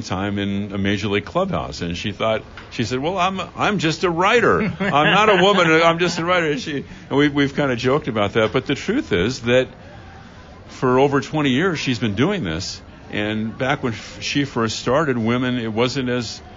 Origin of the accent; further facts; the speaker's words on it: Los Angeles, California, United States; now in San Francisco Bay Area, United States; growing up in L.A.